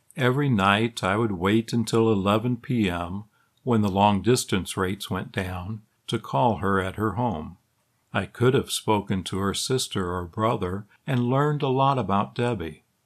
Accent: Illinois, United States; Growing up in Illinois

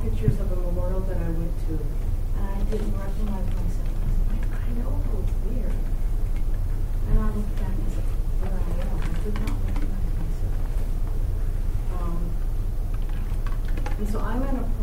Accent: Texas, United States; I grew up in Texas in the 50s and 60s

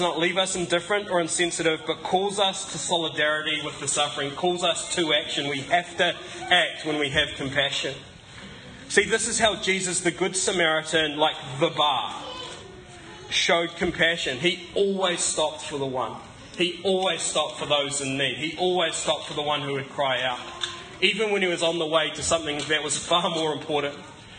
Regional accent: Scotland, United Kingdom; And I'm also Scottish, which doesn't always help with my generosity.

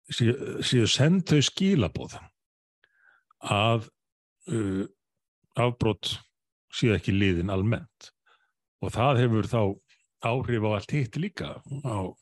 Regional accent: Reykjavík, Capital Region, Iceland; í Breðolti mínu gamla hverfi

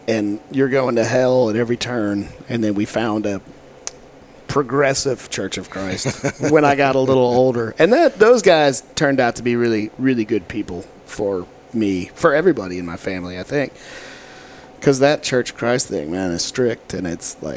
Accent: McKinney, Texas, United States; also born or lived in Allen, Texas; now in Little Rock, United States; I grew up in McKinney would be the biggest town that there.

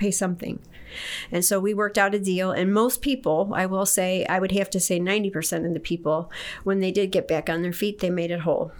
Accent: Detroit, Michigan, United States; moved away as an adult; also born or lived in Okinawa; now in Kendallville, United States; I was originally from Detroit. I was born and raised there, and I left in 1979

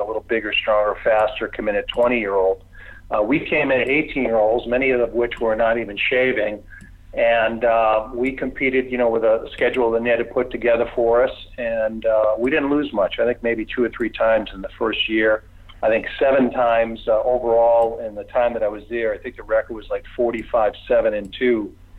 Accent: Boston, Massachusetts, United States; guys that I grew up watching in Boston, you know, grew up idolizing in Boston

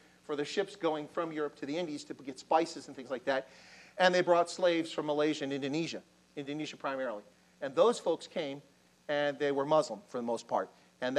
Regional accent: Baltimore, Maryland, United States; moved away; I'm from Baltimore

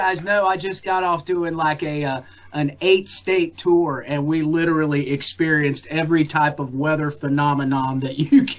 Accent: Fayetteville, North Carolina, United States; I was born and raised here in Fayetteville

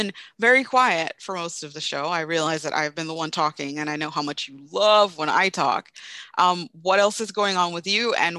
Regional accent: Jamaica; moved away; also born or lived in Georgia, United States; I grew up in Jamaica

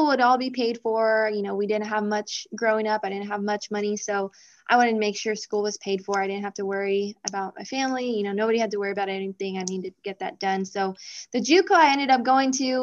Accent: El Paso, Texas, United States; moved away as an adult; also born or lived in Nebraska; I'm from El Paso, Texas. We're called the Sun City

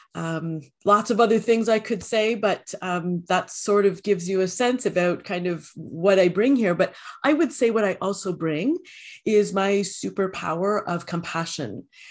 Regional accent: Canada; I am a Canadian

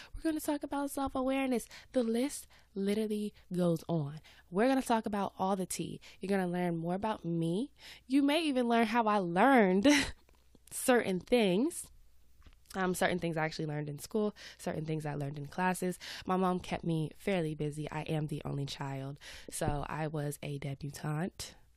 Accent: Atlanta, Georgia, United States; accent: Southern; I live in Atlanta. I'm from Atlanta. Uh, every now and then you might hear my Southern accent come out

